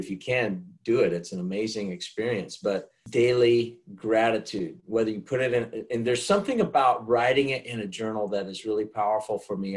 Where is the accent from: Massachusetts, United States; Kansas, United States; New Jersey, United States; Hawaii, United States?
Kansas, United States; also born or lived in Cleveland, Ohio; now in Charlotte, United States; Charlotte's just home to me, even though I was raised in Kansas.